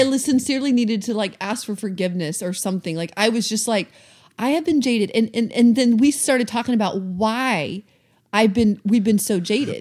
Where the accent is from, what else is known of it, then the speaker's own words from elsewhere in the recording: the South, United States; also born or lived in Atlanta, Georgia; now in Seattle, United States; we're from the South, so I was very used to people being extremely friendly